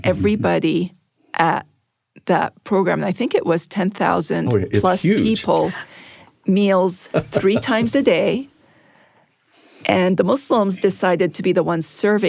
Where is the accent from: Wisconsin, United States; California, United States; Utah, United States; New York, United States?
California, United States; I'm from California